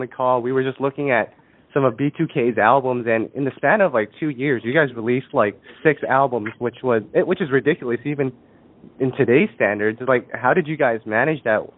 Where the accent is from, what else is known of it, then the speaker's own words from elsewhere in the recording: Canada; I'm from Canada. I was born in Canada, raised in Canada